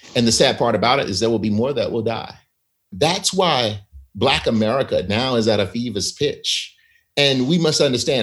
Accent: Selma, Alabama, United States; my hometown of Selma, Alabama

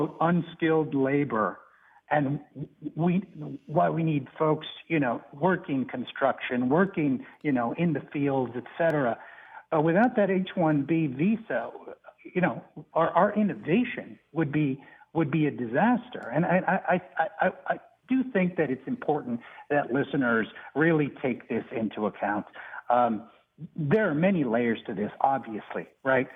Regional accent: Arizona, United States; I actually was born and raised in Arizona, one of the border states

